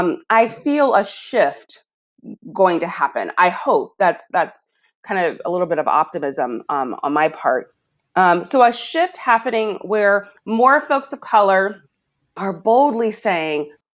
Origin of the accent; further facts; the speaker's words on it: Alabama, United States; I'm from Alabama. I didn't have sex education